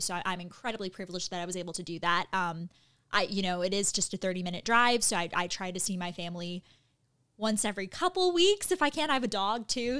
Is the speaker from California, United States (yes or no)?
yes; Costa Mesa, California, United States; I'm from Costa Mesa, California